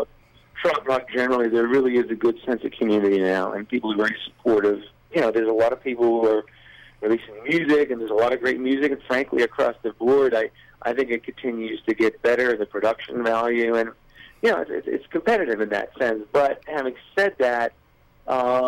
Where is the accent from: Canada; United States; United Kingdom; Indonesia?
United States; Florida; I'm obviously from Florida